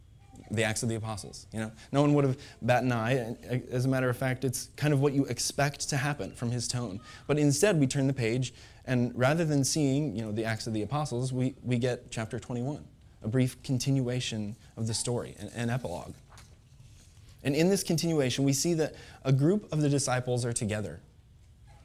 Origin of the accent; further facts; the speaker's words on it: Pontiac, Illinois, United States; I grew up in Pontiac, Illinois